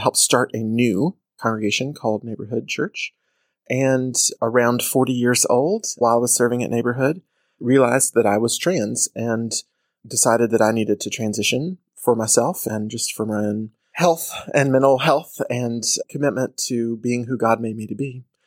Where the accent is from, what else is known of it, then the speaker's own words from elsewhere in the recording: Atlanta, Georgia, United States; I grew up in Atlanta